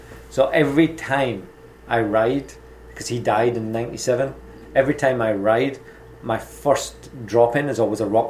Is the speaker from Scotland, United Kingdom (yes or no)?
yes; Dundee, Scotland, United Kingdom; moved away as an adult; also born or lived in Glasgow / Melbourne, Australia / California; I was born in Glasgow, and I moved to Dundee, which is on the other side. So I was in the West Coast, moved over to the East Coast, and when I was 14, I was adopted at 10 years old